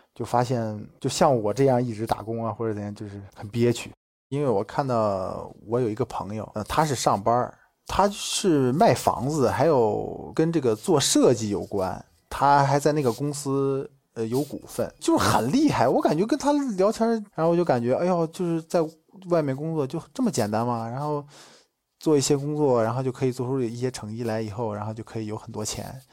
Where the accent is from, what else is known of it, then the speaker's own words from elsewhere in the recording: Shijiazhuang, Hebei, China; 我是来自河北石家庄，马上就要三十周岁了